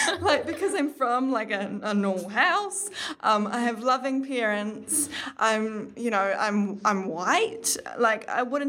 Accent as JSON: {"language": "English", "region": "Auckland", "country": "New Zealand", "tie": "born or raised there", "also_born_or_lived": "Warkworth", "said": "I am from Auckland. I was born at National Women's Hospital"}